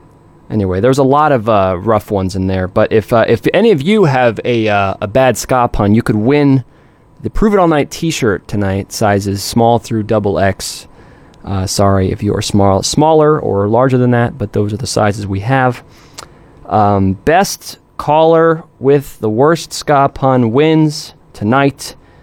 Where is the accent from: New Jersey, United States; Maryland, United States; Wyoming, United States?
New Jersey, United States; near Route 23; I like Route 23. I grew up not far from there. I won't reveal my location, though.